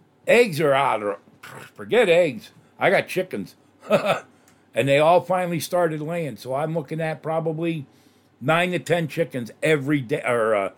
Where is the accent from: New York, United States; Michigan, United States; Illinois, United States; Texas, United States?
New York, United States; moved away; I come from New York